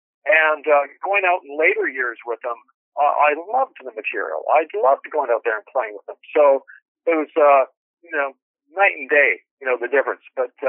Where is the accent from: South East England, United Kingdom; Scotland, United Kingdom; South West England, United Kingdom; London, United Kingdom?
Scotland, United Kingdom; Glasgow; also born or lived in Canada; You know, we come from Glasgow in Scotland, and he played in big bands in Scotland, and then moved to Canada